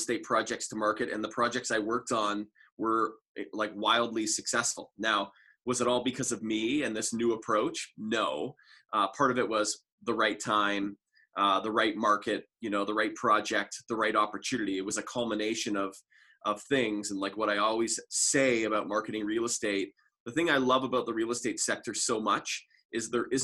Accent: Toronto, Ontario, Canada; moved away as an adult; also born or lived in Orlando, Florida; now in Calgary, Canada; I'm originally from Toronto

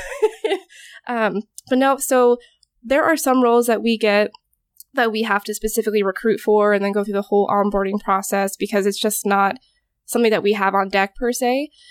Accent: Alaska, United States; moved away as an adult; also born or lived in Corvallis, Oregon; now in Oregon, United States; I went through community college back home. I'm originally from Alaska

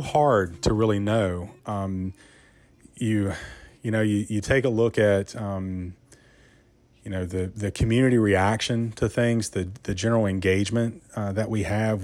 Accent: Buena Vista, Virginia, United States; moved away as an adult; now in Roanoke, United States; I grew up in Rockbridge County, uh, which is, uh, just, uh, about an hour north of here in a small little town, Buena Vista.

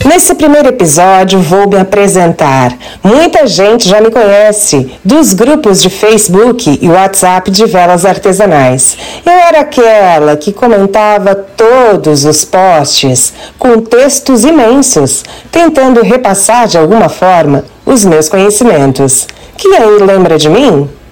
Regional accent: Araranguá, Santa Catarina, Brazil; also born or lived in Florianópolis; voltei de Florianópolis, onde fazia faculdade, para minha cidade natal, Araranguá, extremo sul de Santa Catarina, onde estou até hoje

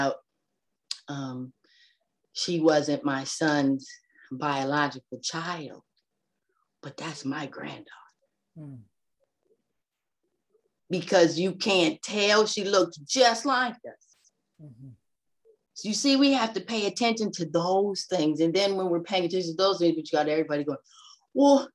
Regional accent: Los Angeles, California, United States; now in Atlanta, United States; I'm from Los Angeles. I live in Atlanta, but I'm from Los Angeles. I was 7 years old going to Catholic school.

